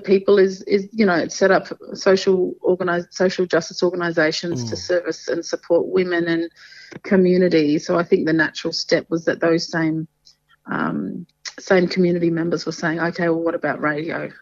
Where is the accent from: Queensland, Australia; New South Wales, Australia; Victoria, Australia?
Queensland, Australia; Torres Strait; also born or lived in Badu Island / Mabuiag Island / Thursday Island; Kapul Batanga, as we say up here in the Torres Strait